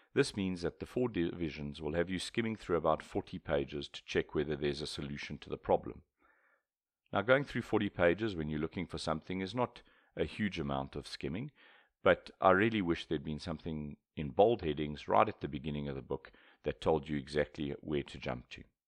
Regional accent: South Africa; I'm a South African, so British English is much closer to my mother tongue than U S English.

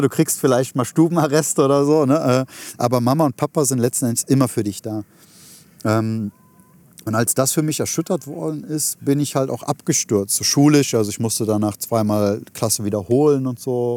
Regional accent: Germany; meinem Heimatland

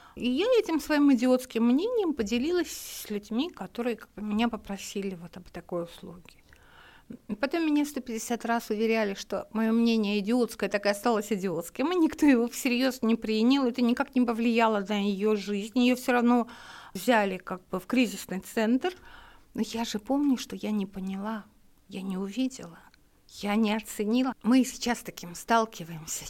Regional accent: Makhachkala, Dagestan, Russia; moved away as an adult; Я махачкалинская девочка.

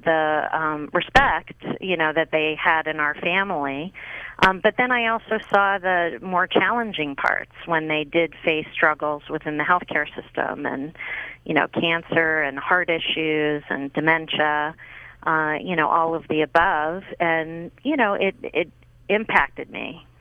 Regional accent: Pittsburgh, Pennsylvania, United States; I grew up in Pittsburgh, Pennsylvania

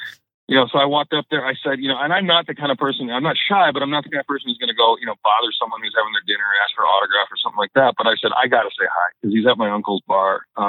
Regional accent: Minnesota, United States; But growing up in Minnesota

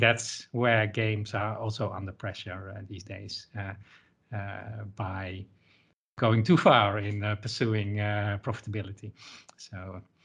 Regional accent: Netherlands; I'm from the Netherlands

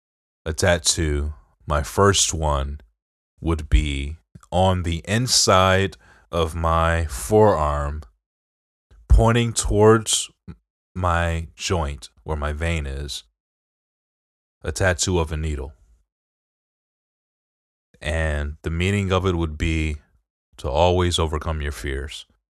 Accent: Detroit, Michigan, United States; accent: Detroit; But I just, you know, people have told me that I don't sound like I'm from Detroit. I know for sure that I sound like I'm from Detroit.

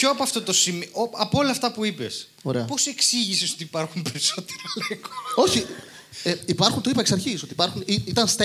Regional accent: Rosochori, Greece; από το χωριό μου, το Ρωσοχώριο Ανίνων.

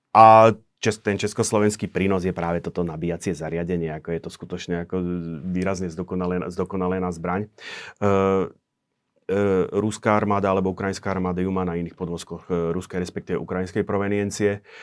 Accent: Slovakia; som zo Slovenska

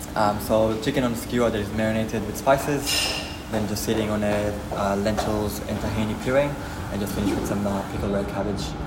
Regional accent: Israel; moved away; I'm from Israel

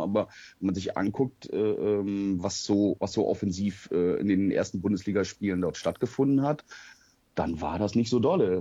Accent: the North, Northern Germany, Germany; ich komme eigentlich gebürtig aus dem Norden

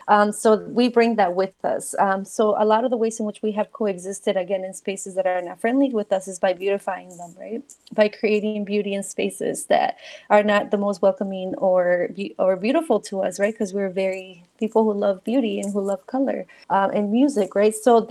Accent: Mexico; English is a second language; moved away; So, you know, when I came from Mexico, I didn't speak English, right? And so being from a new country and somewhere where you already don't want to be

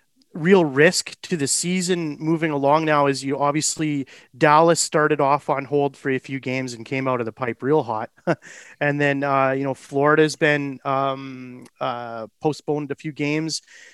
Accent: Canada; Lesson learned, but it's one of those things being a Canadian.

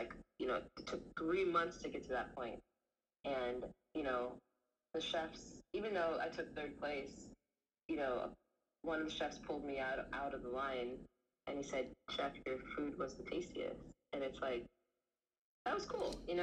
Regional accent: Los Angeles, California, United States; also born or lived in Antelope Valley / Santa Monica; I'm born and raised in Los Angeles, right? We moved to the Antelope Valley when I was 7 years old.

